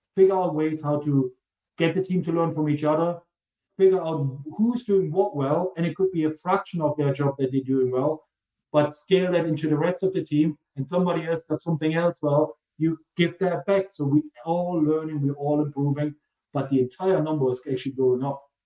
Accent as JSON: {"language": "English", "country": "Germany", "accent": "German", "said": "He hears the German accent and he asks where I'm from. I'm from Germany."}